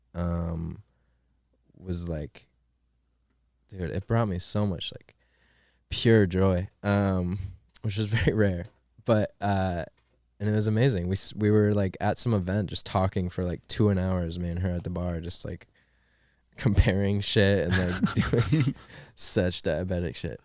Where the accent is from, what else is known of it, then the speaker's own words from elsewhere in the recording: Maine, United States; moved away as an adult; also born or lived in Pittsburgh; I'm from Maine, dude. I'm from fucking Maine.